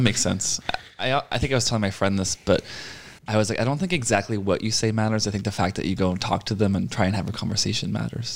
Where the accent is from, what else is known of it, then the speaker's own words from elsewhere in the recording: Boston, Massachusetts, United States; moved away as an adult; now in Los Angeles, United States; I grew up in Boston and I moved into LA when I was 25.